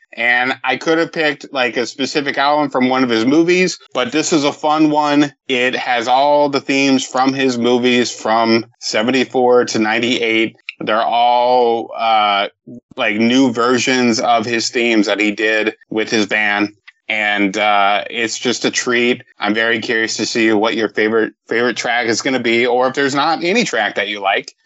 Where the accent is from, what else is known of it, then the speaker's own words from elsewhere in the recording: Fort Worth, Texas, United States; moved away; I moved to Texas in 1988, uh, and then I we moved, I think, in 1996. But I mean, I grew up in Fort Worth